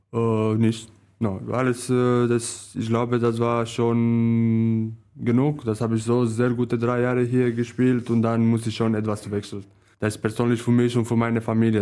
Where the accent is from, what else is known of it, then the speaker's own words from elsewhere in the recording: Romania; German is a second language; moved away; Meine Heimat ist Târgu aber in, ja, in eine Stadt